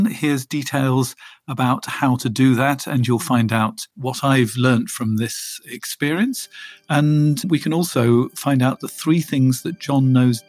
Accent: England, United Kingdom; That's the terrible thing about being English. You're sort of permanently embarrassed.

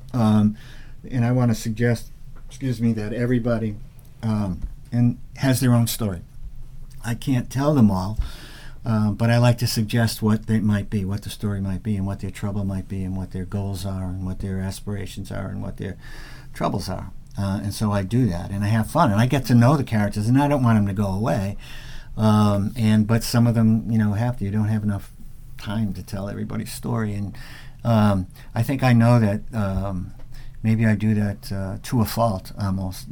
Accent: Massachusetts, United States; I grew up in Massachusetts

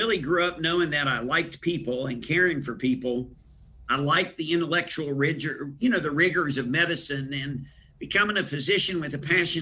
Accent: Huntington, West Virginia, United States; born or raised there

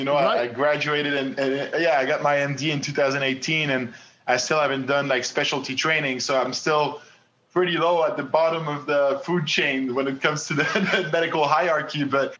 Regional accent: Montreal, Quebec, Canada; first language French; English is a second language; I grew up in Quebec and Montreal. My parents, you know, both speak French.

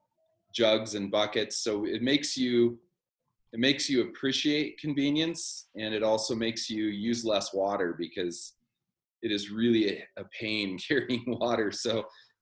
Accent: Littleton, Colorado, United States; moved away as an adult; also born or lived in Salida, Colorado / Seattle, Washington; now in Monroe, United States; We grew up in Littleton, Colorado. And then when I was a teenager, young teenager, my family moved to Salida

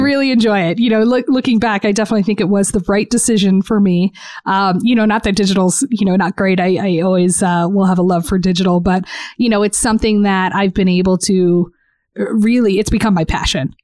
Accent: Southwest, United States; also born or lived in Portland; now in Phoenix, United States; I grew up in the Southwest

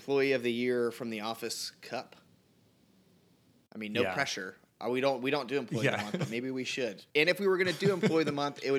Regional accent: United States; I'm from America

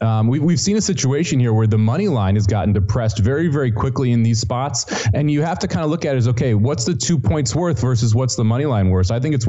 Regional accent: Santa Barbara, California, United States; My hometown Gauchos, the Barbara Gauchos

